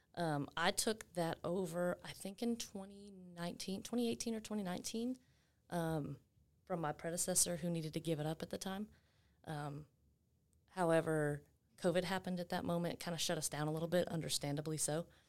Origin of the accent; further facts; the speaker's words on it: Waco, Texas, United States; also born or lived in Gatesville, Texas; I was born in Waco, raised half in Waco, half in Gatesville